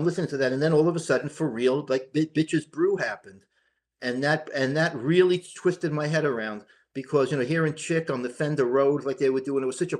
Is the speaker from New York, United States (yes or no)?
yes; New York, United States; I was born in New York